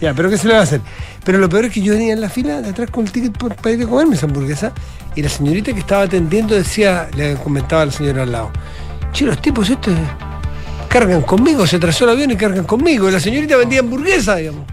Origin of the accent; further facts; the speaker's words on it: Chile; como cualquier chileno que me toca ir a Buenos Aires